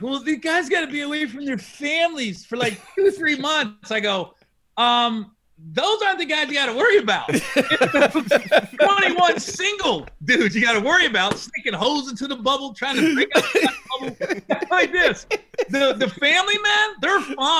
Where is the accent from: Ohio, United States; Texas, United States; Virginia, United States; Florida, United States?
Ohio, United States; Cincinnati; I'm from Cincinnati